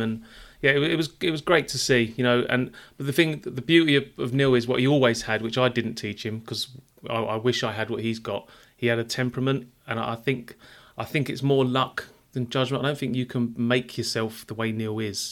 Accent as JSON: {"language": "English", "region": "London", "country": "United Kingdom", "moved": "yes", "said": "I'm a Londoner."}